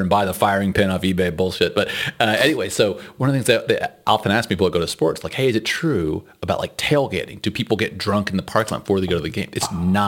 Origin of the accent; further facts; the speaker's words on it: Texas, United States; moved away as an adult; now in Netherlands; we're from Texas